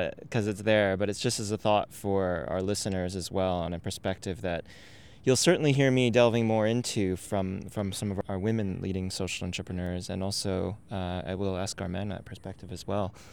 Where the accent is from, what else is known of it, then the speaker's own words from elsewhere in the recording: Canada; now in Australia; I'm from Canada